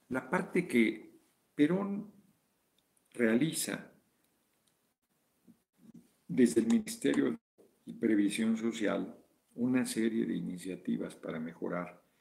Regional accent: Mexico; Como mexicano, el mejor un espíritu de valor, noña el chingoleón.

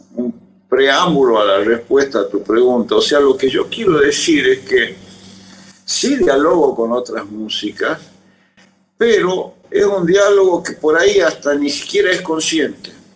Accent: Tucumán, Argentina; recuerdo una cuna, digamos, social Tucumán que incluyó mucha música con veneración

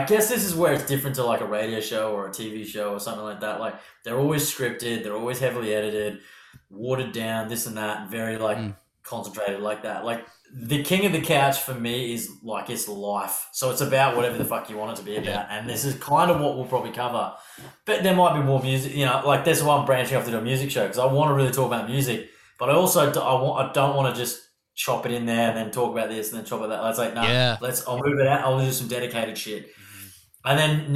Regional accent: Australia; accent: harsh Australian; my harsh Australian accent

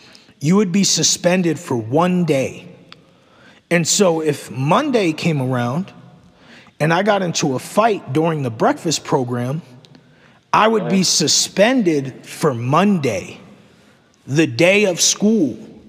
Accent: Egg Harbor City, New Jersey, United States; now in Charlotte, United States; when I was growing up in New Jersey

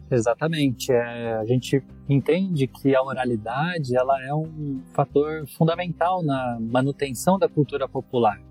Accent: Jacareí, São Paulo, Brazil; sou nascido em Jacareí, Vale do Paraíba, é, e eu morei lá até os 18 anos.

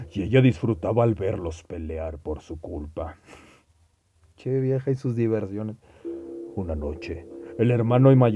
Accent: Mexico; Y si nos van a decir algo acerca de que los mexicanos y otros nos parecemos, nos vale madre.

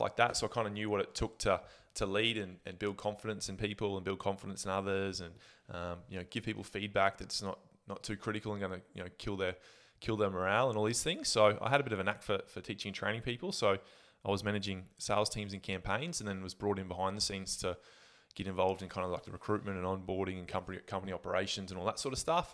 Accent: Gladstone, Queensland, Australia; also born or lived in Brisbane; growing up in Gladstone

